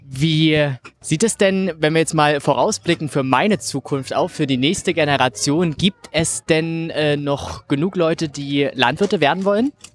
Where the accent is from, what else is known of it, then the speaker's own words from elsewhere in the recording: Saxony-Anhalt, Germany; bei uns in Sachsen-Anhalt.